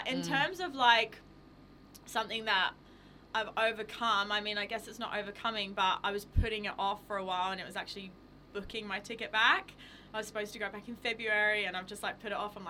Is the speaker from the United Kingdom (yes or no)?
yes; London, United Kingdom; now in Melbourne, Australia; I live here in Melbourne, obviously, but I'm from London